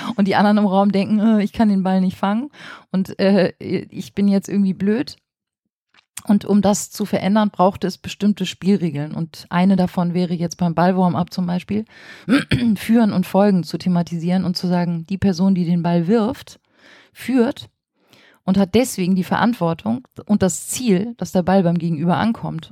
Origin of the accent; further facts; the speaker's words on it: Flensburg, Schleswig-Holstein, Germany; moved away as an adult; also born or lived in Kiel; now in Berlin, Germany; Ich bin an der dänischen Grenze in Flensburg geboren und habe dann in Kiel Lehramt studiert, dann auch ein paar Jahre in Schleswig-Holstein als Lehrerin gearbeitet